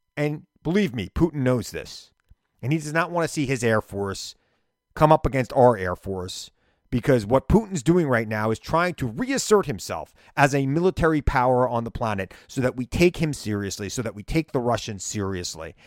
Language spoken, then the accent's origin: English; United States; I'm an American